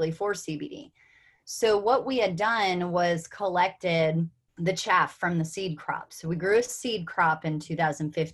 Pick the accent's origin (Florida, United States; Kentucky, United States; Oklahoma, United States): Kentucky, United States; I'm from Kentucky.